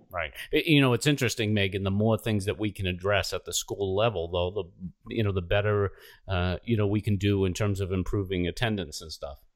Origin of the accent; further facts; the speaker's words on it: outside of Boston, Massachusetts, United States; I was the youngest of seven and grew up, you know, outside of Boston here